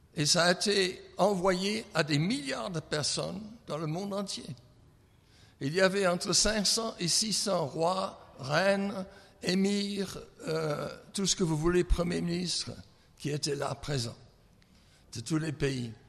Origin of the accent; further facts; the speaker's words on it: England, United Kingdom; French is a second language; moved away; je suis anglais